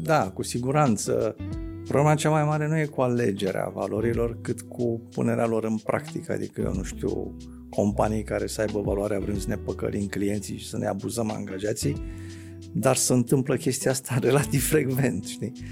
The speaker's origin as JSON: {"language": "Romanian", "country": "Romania"}